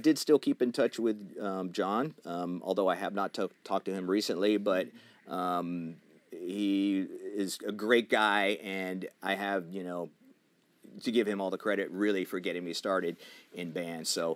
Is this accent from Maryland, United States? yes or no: no; New Jersey, United States; moved away; I was from New Jersey.